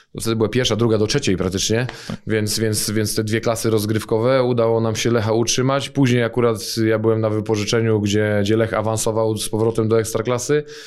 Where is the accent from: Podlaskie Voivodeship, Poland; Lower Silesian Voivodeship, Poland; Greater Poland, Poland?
Greater Poland, Poland; Poznań; ja urodziłem się w Poznaniu. Y, mieszkałem większość życia na Ratajach